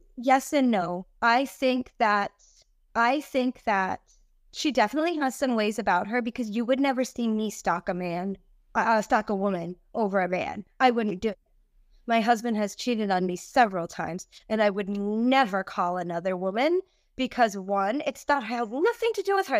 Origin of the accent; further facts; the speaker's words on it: New England, United States; I'm from New England and we have a lot of little islands up here